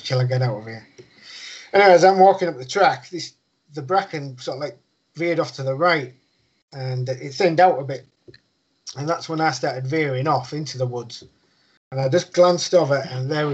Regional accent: United Kingdom; he's always put food on our table when we was growing up, because we grew up outside of Winsley.

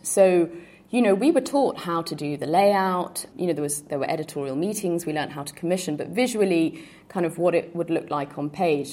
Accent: London, United Kingdom; also born or lived in Rio de Janeiro, Brazil; now in Uruguay; where I grew up

